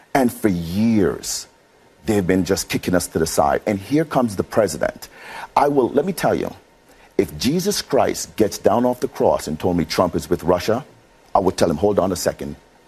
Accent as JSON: {"language": "English", "country": "Jamaica", "said": "I'm Jamaican. I'm black."}